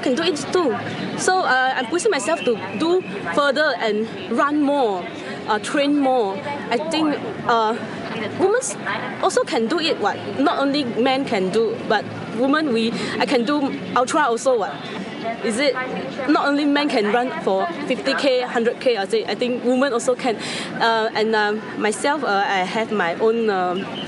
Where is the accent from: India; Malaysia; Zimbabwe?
Malaysia; Penang; I'm from Penang, Malaysia.